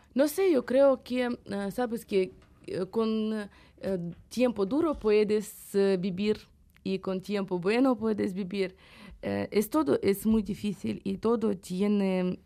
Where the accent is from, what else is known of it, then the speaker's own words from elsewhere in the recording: Ukraine; Spanish is a second language; moved away as an adult; also born or lived in Kyiv; now in Bilbao, Spain; soy ucraniana y soy eh, eh, gente de mi país